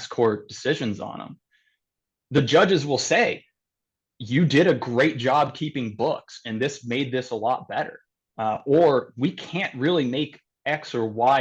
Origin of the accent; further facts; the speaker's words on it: Kentucky, United States; my whole family, a lot of them, we're all from Kentucky